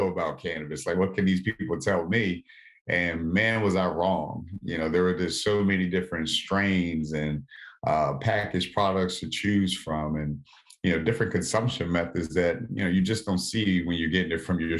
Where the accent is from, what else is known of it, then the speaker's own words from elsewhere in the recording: Southern Maryland, United States; I live right outside of Washington, D.C. So I grew up in Southern Maryland.